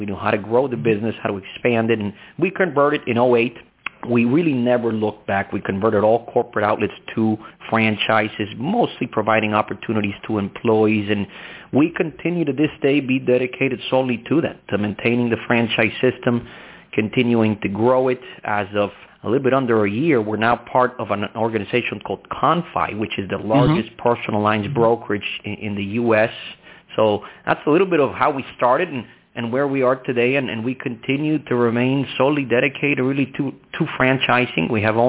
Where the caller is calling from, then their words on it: Miami, Florida, United States; I am calling you from a sunny downtown Miami.